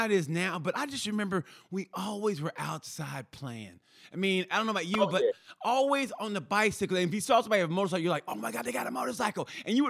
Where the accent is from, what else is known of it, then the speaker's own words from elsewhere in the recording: Oklahoma, United States; grew up in a rural area, you know, Oklahoma.